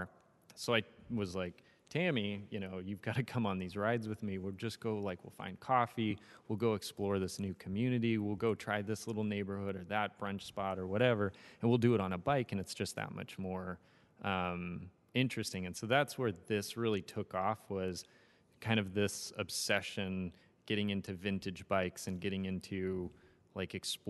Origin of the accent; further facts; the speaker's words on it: Ukiah, California, United States; now in Los Angeles, United States; I grew up in Northern California